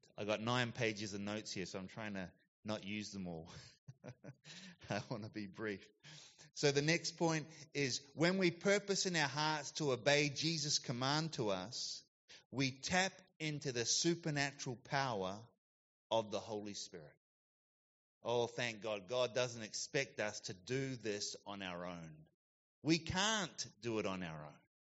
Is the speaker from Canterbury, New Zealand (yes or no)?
yes; Christchurch, Canterbury, New Zealand; also born or lived in Gold Coast, Australia / United States; now in Yatala, Australia; I grew up in New Zealand in the South Island, Christchurch.